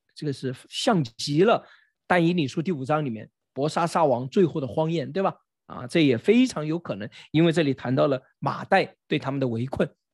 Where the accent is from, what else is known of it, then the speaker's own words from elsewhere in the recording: China; 我们中国人